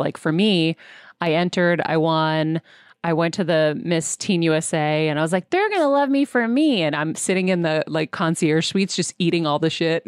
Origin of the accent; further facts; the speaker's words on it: Massachusetts, United States; my home state of Massachusetts